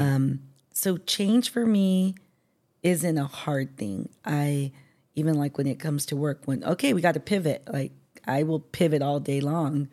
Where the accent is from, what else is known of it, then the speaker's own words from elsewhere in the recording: San Diego, California, United States; born and raised in San Diego